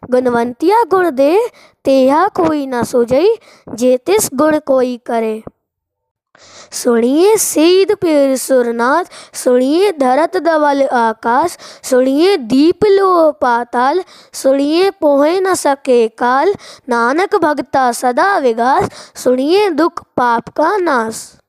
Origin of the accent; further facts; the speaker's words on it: Tikamgarh, Madhya Pradesh, India; मैं टीकमगढ़ मध्य प्रदेश से हूँ